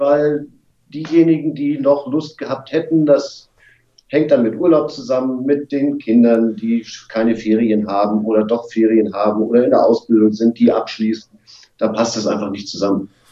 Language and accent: German; Wolfsburg, Lower Saxony, Germany; now in Hamburg, Germany; geboren in Wolfsburg